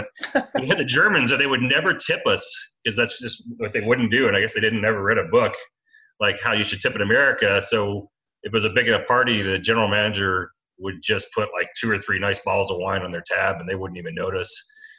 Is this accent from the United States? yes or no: yes; Memphis, Tennessee, United States; moved away as an adult; also born or lived in Alabama / Mobile, Alabama / Key West, Florida / Sonoma County, California; now in Loudoun County, Virginia, United States; I grew up mainly in Memphis, Tennessee, although I was born in Alabama and went to high school down in Mobile for a couple of years